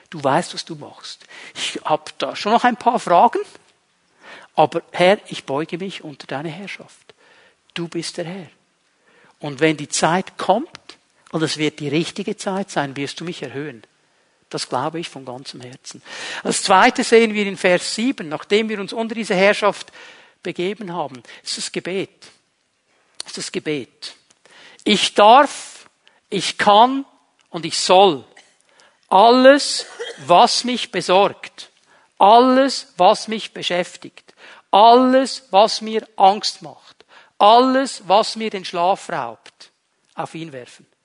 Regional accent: Switzerland; Bin ja Schweizer, muss eine gewisse Sicherheit noch haben

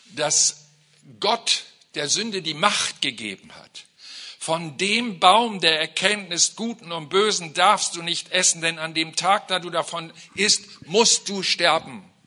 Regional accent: Germany; als Deutsche

